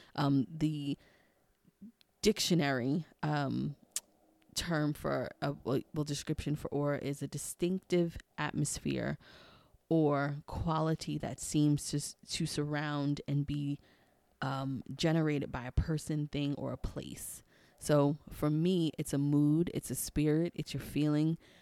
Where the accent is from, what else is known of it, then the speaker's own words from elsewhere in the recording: New York City, New York, United States; also born or lived in Maryland/D.C. area; now in Maryland, United States; growing up in Queens, I would always go to the number spot with my grandma